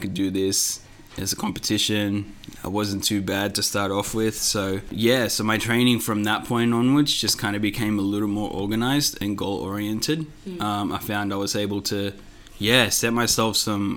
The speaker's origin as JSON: {"language": "English", "town": "Melbourne", "region": "Victoria", "country": "Australia", "tie": "born or raised there", "said": "my parents were migrated from India like 30 years ago, so I was born here in Melbourne"}